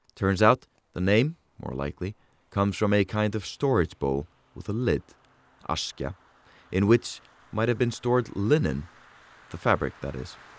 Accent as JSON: {"language": "English", "town": "Reykjavik", "region": "Capital Region", "country": "Iceland", "tie": "born or raised there", "said": "the city of Reykjavik, my hometown"}